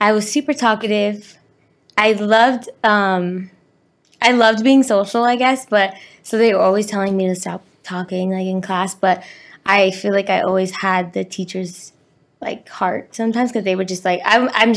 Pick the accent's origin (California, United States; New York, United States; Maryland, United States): California, United States; Carson; also born or lived in Torrance / Redondo Beach / Wilmington; I grew up in like Carson, Harbor City area my whole life